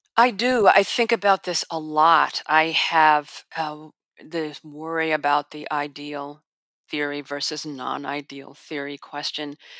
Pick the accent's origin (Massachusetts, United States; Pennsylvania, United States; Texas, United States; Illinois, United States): Illinois, United States; Chicago; I'm from Chicago